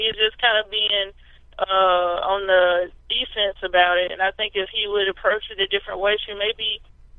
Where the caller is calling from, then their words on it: Columbia, Mississippi, United States; I'm calling from Columbia, Mississippi.